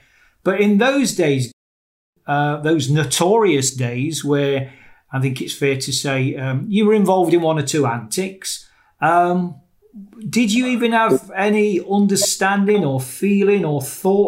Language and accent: English; Nottingham, East Midlands, United Kingdom; Today, I'm joined by somebody from my hometown in Nottingham in England.